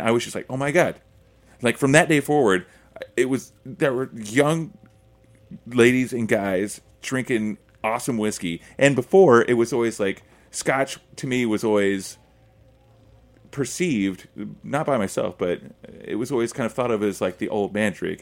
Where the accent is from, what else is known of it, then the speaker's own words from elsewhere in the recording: Oklahoma, United States; I'm from Oklahoma